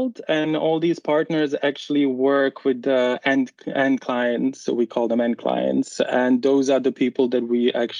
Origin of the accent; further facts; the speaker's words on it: Bosnia & Herzegovina; moved away as an adult; now in Netherlands; I'm originally from Bosnia and Herzegovina, a really beautiful country